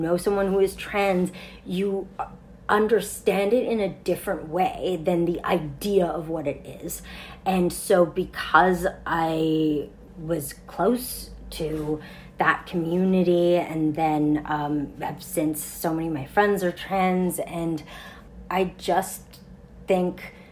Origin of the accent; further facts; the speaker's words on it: Montreal, Quebec, Canada; I grew up in Montreal, so I snowshoed to school.